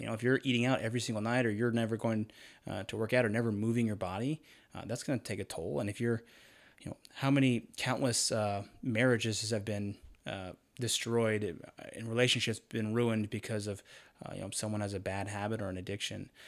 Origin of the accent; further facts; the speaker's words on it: Charlotte, North Carolina, United States; moved away as an adult; also born or lived in Idaho / Utah; I grew up in North Carolina, Charlotte area